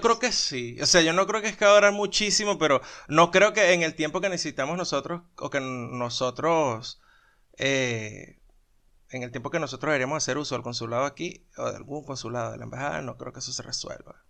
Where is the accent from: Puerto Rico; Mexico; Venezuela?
Venezuela; now in Colombia; somos venezolanos